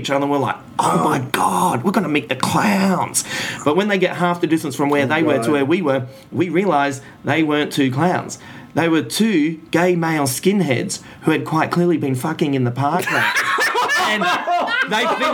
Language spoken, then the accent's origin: English; Adelaide, South Australia, Australia; we're from Adelaide, drug capital of the Southern Hemisphere